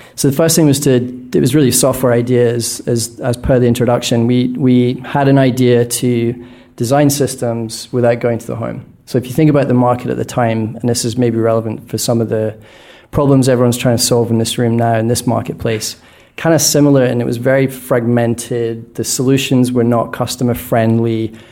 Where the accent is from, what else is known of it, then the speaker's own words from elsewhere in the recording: Scotland, United Kingdom; moved away; born in Scotland, which I think, if it's not the least sunny country on planet Earth, it's certainly a candidate